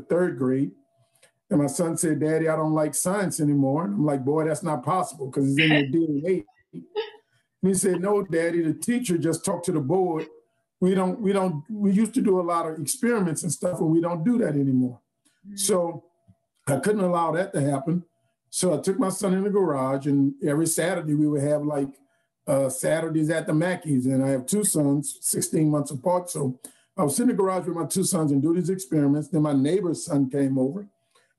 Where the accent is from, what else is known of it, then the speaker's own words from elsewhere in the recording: New Orleans, Louisiana, United States; also born or lived in Atlanta; born and raised in New Orleans